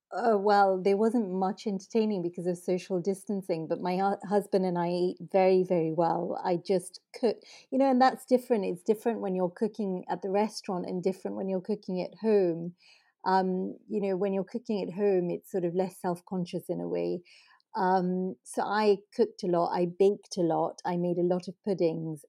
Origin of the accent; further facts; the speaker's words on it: Kenya; now in United Kingdom; growing up in Kenya